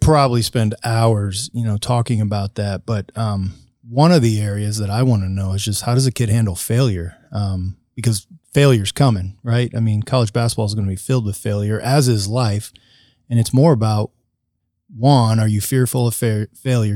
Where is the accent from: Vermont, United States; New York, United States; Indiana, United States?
Indiana, United States; La Porte; moved away as an adult; now in Marion, Indiana, United States; I grew up in Northwest Indiana, grew up on a dairy farm